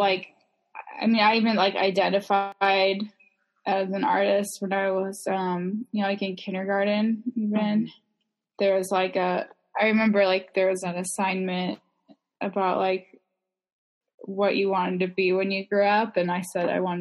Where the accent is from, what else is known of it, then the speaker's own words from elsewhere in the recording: northern Wisconsin, United States; town in Wisconsin, like northern-ish Wisconsin, when I was really young.